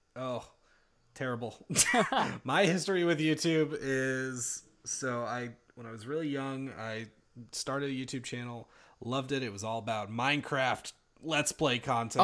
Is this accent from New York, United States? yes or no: no; North Carolina, United States; I am also from North Carolina